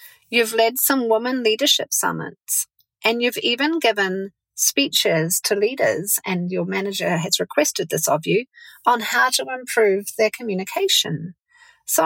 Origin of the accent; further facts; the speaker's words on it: New Zealand; moved away; also born or lived in San Francisco, United States; I'm a New Zealander